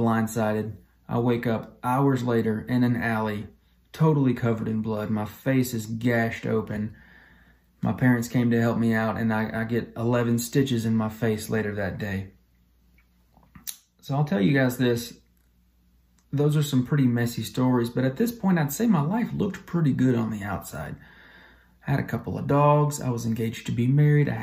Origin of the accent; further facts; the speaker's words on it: Talladega, Alabama, United States; I am from Alabama, a little town called Talladega.